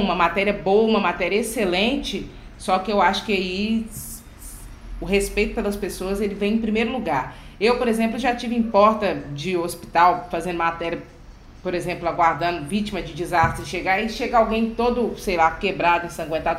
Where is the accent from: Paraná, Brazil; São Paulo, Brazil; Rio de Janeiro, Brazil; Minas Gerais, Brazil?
Minas Gerais, Brazil; Belo Horizonte; Eu sou aqui da periferia de Belo Horizonte